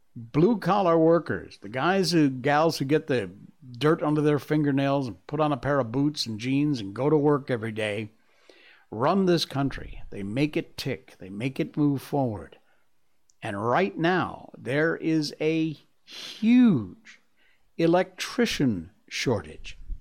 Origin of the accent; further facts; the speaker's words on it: United States; moved away as an adult; now in Malaysia; I'm still an American at heart.